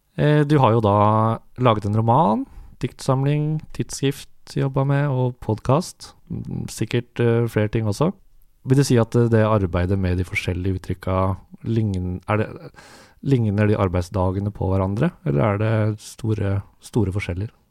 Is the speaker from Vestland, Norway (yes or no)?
no; Notodden, Telemark, Norway; jeg er fra Notodden